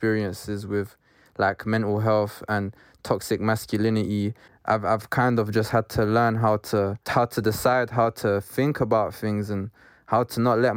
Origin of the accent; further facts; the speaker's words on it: London, United Kingdom; we were all born and bred in Brent